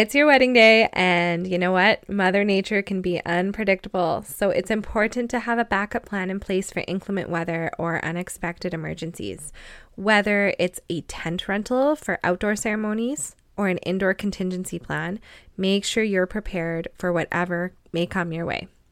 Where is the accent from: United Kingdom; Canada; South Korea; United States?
Canada; also born or lived in Lloydminster, Canada; I'm a Canadian wedding photographer based on the border of Alberta and Saskatchewan